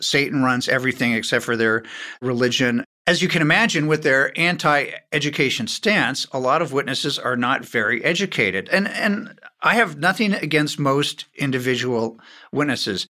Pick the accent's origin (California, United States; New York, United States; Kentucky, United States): California, United States; Beverly Hills; I was born in Beverly Hills.